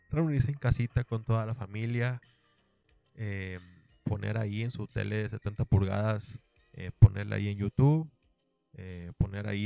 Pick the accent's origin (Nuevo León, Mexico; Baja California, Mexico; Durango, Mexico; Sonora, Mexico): Nuevo León, Mexico; Monterrey; soy de Monterrey y aquí en Monterrey pues hay una frase pues típica